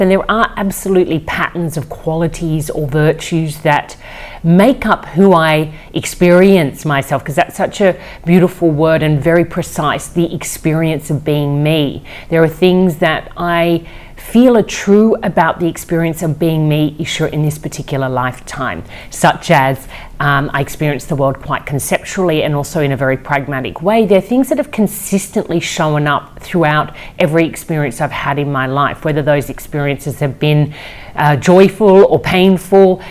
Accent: Australia; also born or lived in Amsterdam, Netherlands; I was born in Amsterdam, I grew up in Australia.

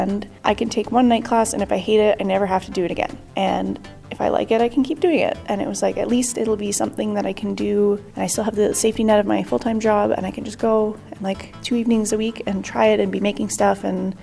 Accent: Toronto, Ontario, Canada; I'm from Toronto, Canada.

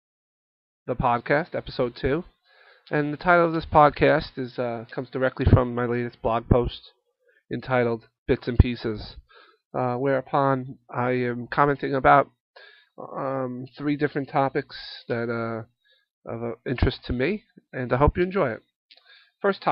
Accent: United States; we're an American lot, we're very resilient

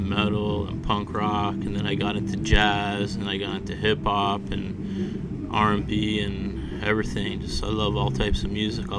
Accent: Toronto, Ontario, Canada; spent the first while of my life, Dufferin and Wilson area. Mm-hmm. Moved down to Willowdale, and I've been downtown for, like, 20-plus years now in the same area, basically.

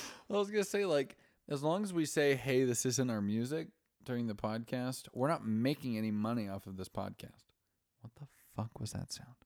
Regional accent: Idaho, United States; we're both Mormons from Idaho.

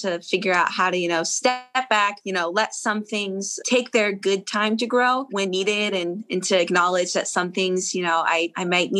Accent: Harpswell, Maine, United States; moved away as an adult; also born or lived in Nashville, Tennessee; So in Maine, I grew up on an island, actually. So small island town called Harpswell

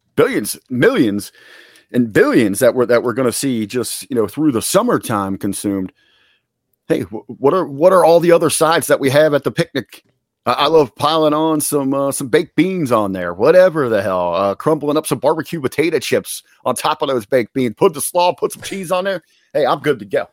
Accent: Cincinnati, Ohio, United States; where I'm at on the west side of Cincinnati, where I grew up

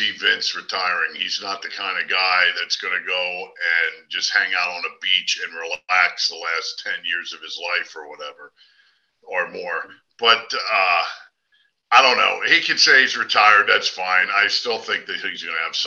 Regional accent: New Jersey, United States; moved away as an adult; also born or lived in Pennsylvania (40 miles north of Philadelphia); now in Fort Myers, United States; I grew up in South Jersey.

